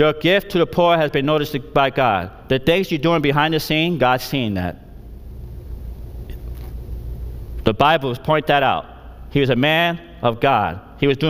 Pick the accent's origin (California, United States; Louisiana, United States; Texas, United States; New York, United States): New York, United States; New York City; moved away; also born or lived in Tarpon Springs, Florida / India; I grew up in the Bronx, New York. I was born in the Bronx, New York